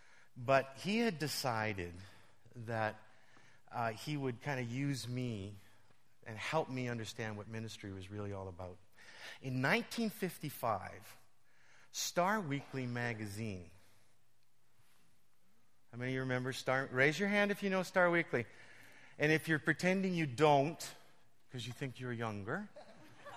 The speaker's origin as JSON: {"language": "English", "region": "Western Canada", "country": "Canada", "moved": "as an adult", "lives_now": "Toronto, Canada", "said": "I'm from Western Canada, but I live in Toronto"}